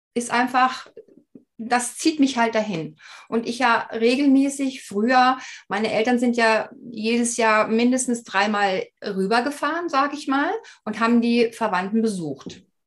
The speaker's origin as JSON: {"language": "German", "area": "Black Forest", "region": "Baden-Württemberg", "country": "Germany", "tie": "born or raised there", "said": "ich wurde praktisch hier im Schwarzwald geboren"}